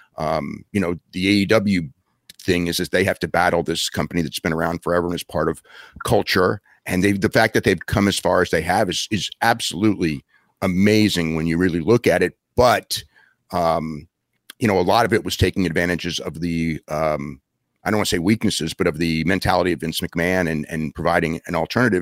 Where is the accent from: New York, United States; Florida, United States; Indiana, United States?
New York, United States; Wappingers Falls; I grew up in Poughkeepsie, you know, where you live, or Wappingers Falls, actually.